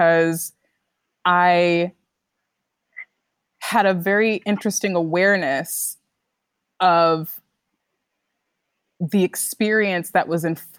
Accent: Morristown, New Jersey, United States; growing up in Morristown, New Jersey

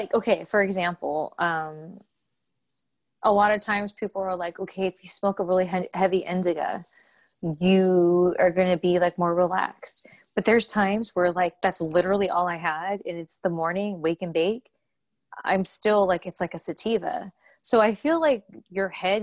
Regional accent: California, United States; moved away as an adult; now in Louisville, United States; I'm from California

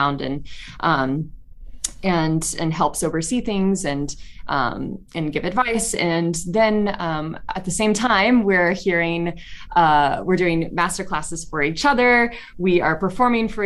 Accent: Chattanooga, Tennessee, United States; I'm from Chattanooga, Tennessee.

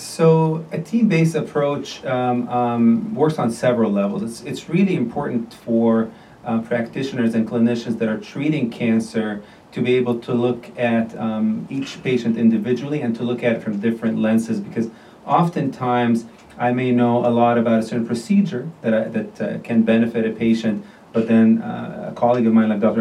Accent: Jordan; moved away as an adult; also born or lived in Beirut, Lebanon / Iowa, United States / Chicago, United States; now in Chicago area, United States; I'm originally from Jordan, the country Jordan. I grew up there.

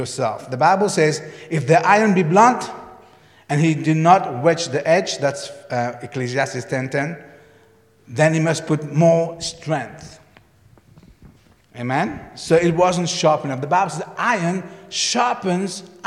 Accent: Mauritius; moved away; When I grew up in Mauritius, we had blackboard and whiteboards.

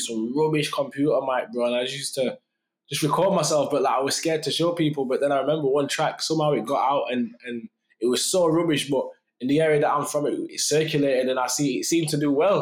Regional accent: Sheffield, Yorkshire and the Humber, United Kingdom; in my city

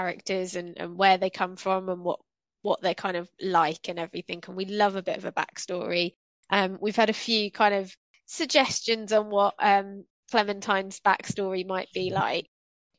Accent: Watford, East of England, United Kingdom; that's my hometown

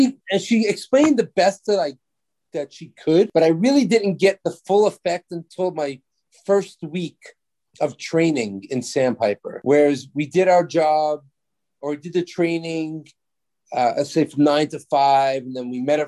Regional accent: New York City, New York, United States; I'm from New York City.

